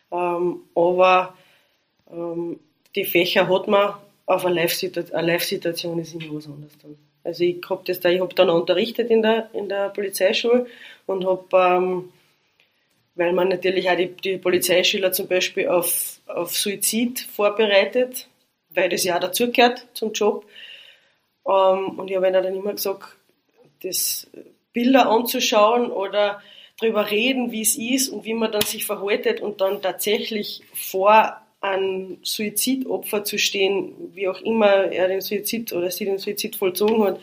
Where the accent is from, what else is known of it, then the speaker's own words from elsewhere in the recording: Carinthia, Austria; Also als Kärntner ist man, oder als Kärntnerin ist man da verwendet, weil ist ja nicht viel.